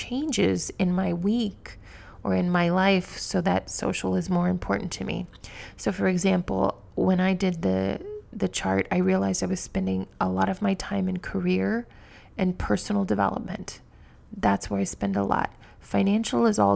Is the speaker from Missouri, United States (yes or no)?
yes; Missouri, United States; moved away; where I grew up in Missouri, it's a very different world.